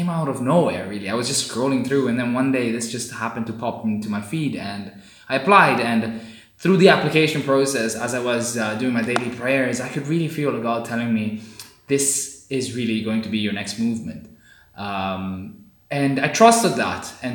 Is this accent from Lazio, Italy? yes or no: yes; Rome, Lazio, Italy; moved away as an adult; also born or lived in India / South India / Southampton, United Kingdom / Coventry, United Kingdom; now in Cambridge, United Kingdom; I was born in India and immediately, a short while after, about 3 months in, I moved to Italy, to Rome, where my parents were already living. So I've been in Italy for my whole life, basically, until I was 18 years old.